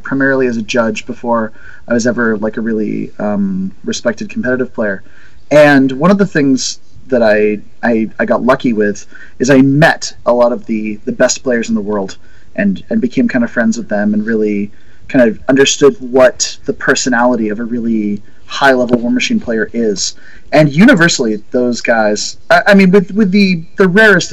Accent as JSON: {"language": "English", "country": "Canada", "said": "I'm the kind of rare Canadian exception"}